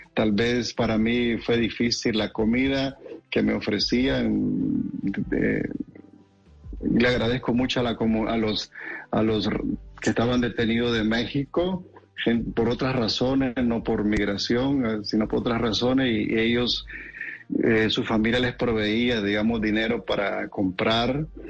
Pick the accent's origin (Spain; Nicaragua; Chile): Nicaragua; moved away as an adult; now in California, United States; decimos nosotros en mi país